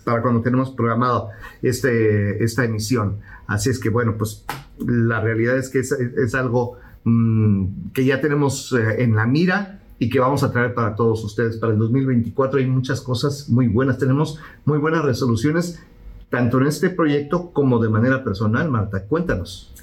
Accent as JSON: {"language": "Spanish", "country": "Mexico", "moved": "yes", "lives_now": "Houston, United States", "said": "soy mexicano y porque lo he vivido"}